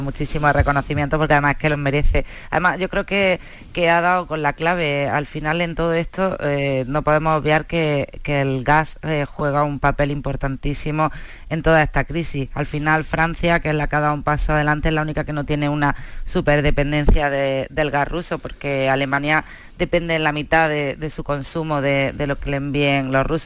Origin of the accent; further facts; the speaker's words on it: Spain; somos españoles